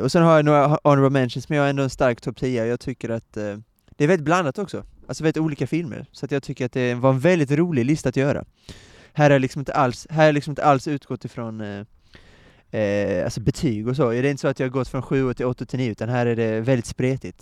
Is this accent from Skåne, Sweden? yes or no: yes; Skåne, Sweden; Jag som är skåning